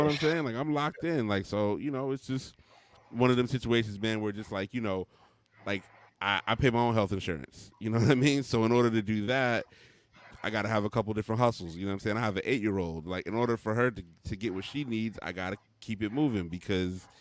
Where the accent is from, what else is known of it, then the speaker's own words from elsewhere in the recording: Mesa, Arizona, United States; moved away as an adult; now in Washington, D.C., United States; I'm originally from Mesa, Arizona, which is a suburb of Phoenix.